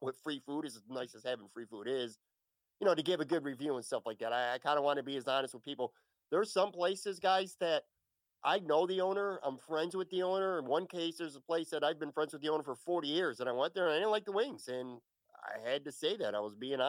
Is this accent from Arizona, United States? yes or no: no; Buffalo, New York, United States; moved away as an adult; now in Florida, United States; I was born and raised in Buffalo. I lived there most of my life. And in 2016, I went to Florida.